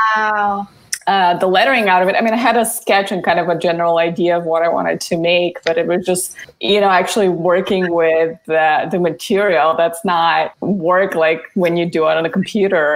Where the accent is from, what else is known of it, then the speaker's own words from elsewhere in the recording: Bulgaria; moved away; I am from Bulgaria, so I spent most of my kind of teenage years there